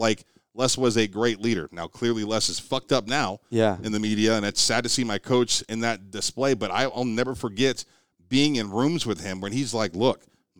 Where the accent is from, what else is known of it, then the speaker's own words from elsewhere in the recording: Youngstown, Ohio, United States; So I'm from Youngstown, Ohio, clearly significantly more diverse area than what you're getting here in Oklahoma at the time.